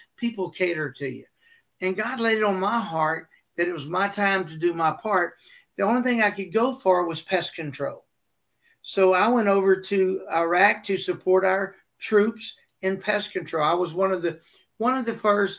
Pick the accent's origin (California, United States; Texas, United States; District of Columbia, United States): Texas, United States; I'm from Texas